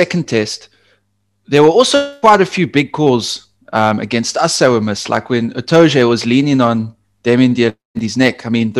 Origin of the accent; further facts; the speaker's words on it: South Africa; I'm South African